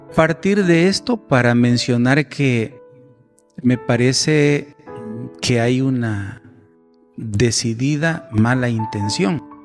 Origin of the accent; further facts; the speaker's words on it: El Salvador; nosotros como sociedad salvadoreña